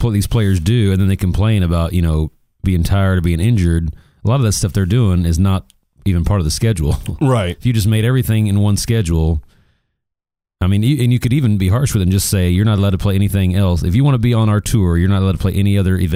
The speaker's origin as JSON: {"language": "English", "country": "United States", "said": "we're American"}